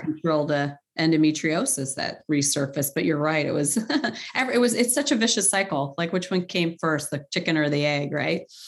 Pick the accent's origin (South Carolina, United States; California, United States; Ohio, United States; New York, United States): Ohio, United States; Cleveland; also born or lived in Middle East; I'm from Cleveland, where it's the home to the Rock and Roll Hall of Fame